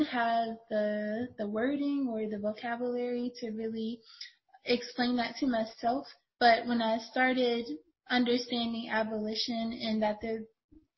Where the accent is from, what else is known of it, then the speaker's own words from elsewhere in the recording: Youngstown, Ohio, United States; I grew up in Youngstown, Ohio